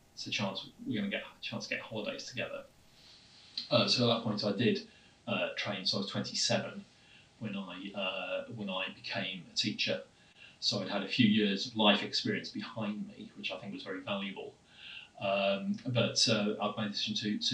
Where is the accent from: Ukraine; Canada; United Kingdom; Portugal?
United Kingdom; Southport, North West England; accent: flat vowels; moved away as an adult; I was originally from the north of England, from a town called Southport, which is near Liverpool